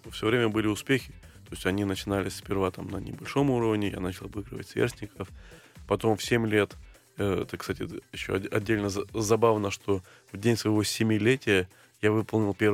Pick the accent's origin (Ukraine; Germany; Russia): Ukraine; Crimea; в Крыму, откуда я родом, было, было мало перспектив, ну, не было сильных тренеров